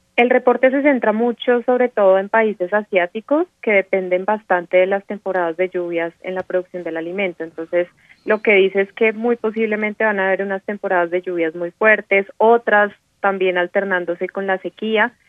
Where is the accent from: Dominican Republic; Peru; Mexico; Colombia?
Colombia